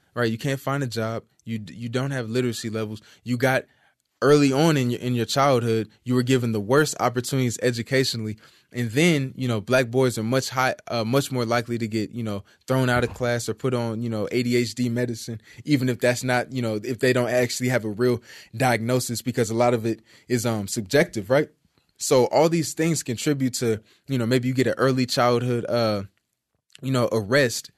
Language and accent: English; Compton, California, United States; also born or lived in Hollywood, California / Fontana, California / Moreno Valley, California / Carson, California; I'm from Compton, California. Uh, I grew up around the borderline of Compton and Carson down the street